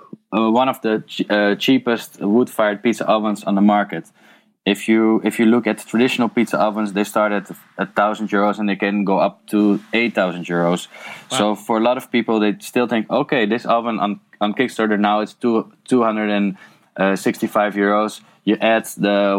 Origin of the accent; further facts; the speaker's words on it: a village next to Amsterdam, North Holland, Netherlands; English is a second language; moved away as an adult; now in Eindhoven, Netherlands; I was born in Amsterdam, and then I grew up in a village next to it